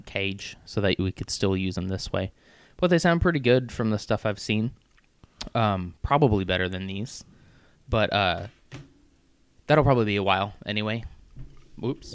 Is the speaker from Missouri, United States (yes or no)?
yes; Missouri, United States; moved away; I grew up in in Missouri